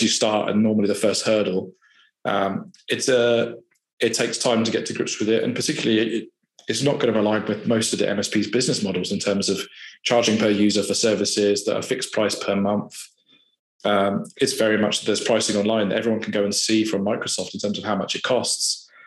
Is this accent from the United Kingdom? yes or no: yes; Farnborough, South East England, United Kingdom; I grew up in Farnborough and born and raised there